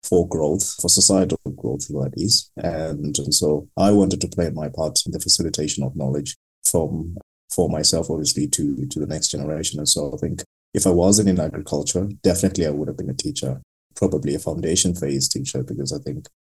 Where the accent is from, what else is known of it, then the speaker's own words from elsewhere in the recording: Eastern Cape, South Africa; I grew up in a very small village in a very rural town in the Eastern Cape called Kutumbo